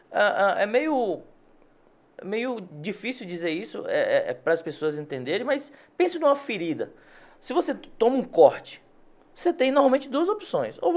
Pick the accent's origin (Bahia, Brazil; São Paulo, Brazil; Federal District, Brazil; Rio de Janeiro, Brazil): Bahia, Brazil; Salvador; Eu sou do Cabula, certo. nascido e criado no Cabula.